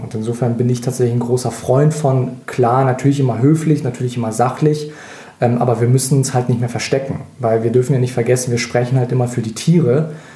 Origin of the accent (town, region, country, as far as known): Russia; now in Germany